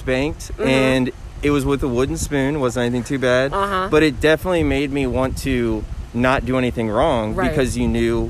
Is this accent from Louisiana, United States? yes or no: no; Richmond, Virginia, United States; I'm from Richmond, Virginia.